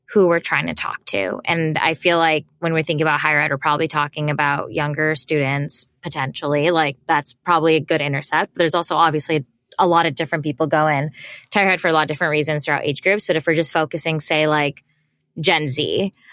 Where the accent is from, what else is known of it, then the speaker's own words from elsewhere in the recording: United States; growing up in the States